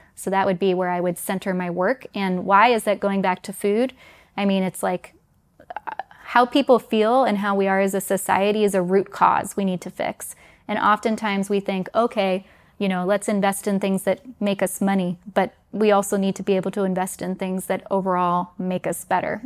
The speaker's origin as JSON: {"language": "English", "town": "New York City", "region": "New York", "country": "United States", "tie": "born or raised there", "also_born_or_lived": "Denmark", "moved": "as an adult", "said": "I was born in New York City, grew up in the New York area, but I'm also half Danish"}